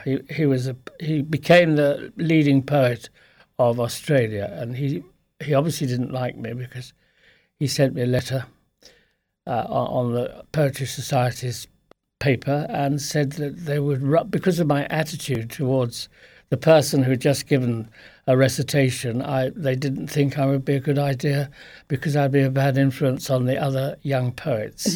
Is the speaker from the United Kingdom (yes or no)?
yes; Lewes, South East England, United Kingdom; also born or lived in Plumpton; now in Fiddown, Ireland; I was born in Sussex, in p, place called Plumpton